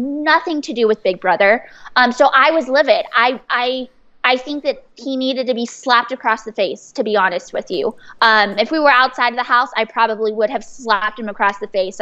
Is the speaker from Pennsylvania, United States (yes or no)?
no; San Diego, California, United States; I'm from San Diego. I grew up there